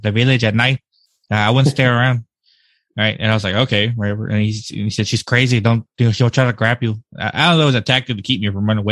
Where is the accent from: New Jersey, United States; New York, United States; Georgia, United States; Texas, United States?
Texas, United States; Blanco; accent: typical American; moved away as an adult; also born or lived in Birmingham, Alabama; now in North Carolina, United States; majority of my life I spent in Texas and in Blanco and stuff like that. I just moved recently here to North Carolina.